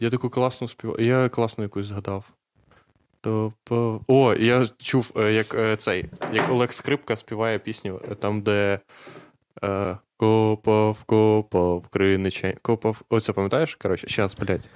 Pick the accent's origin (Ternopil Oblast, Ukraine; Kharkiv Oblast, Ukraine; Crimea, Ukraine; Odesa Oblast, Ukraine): Ternopil Oblast, Ukraine; Husiatyn; Я з Гусятина